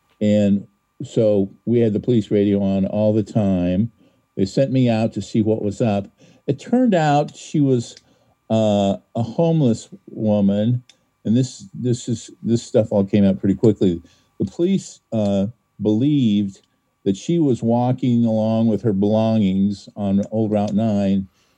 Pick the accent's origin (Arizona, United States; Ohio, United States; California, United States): Ohio, United States; Hinckley; now in Cincinnati, United States; No, I'm from Northern Ohio, Hinckley, where the Buzzards come.